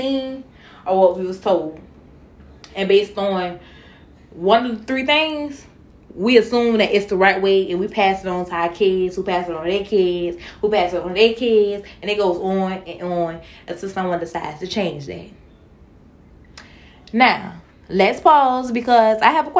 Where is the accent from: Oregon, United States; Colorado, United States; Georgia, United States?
Georgia, United States; Savannah; I'm from Savannah, and my freshman year of school, we was required to wear uniforms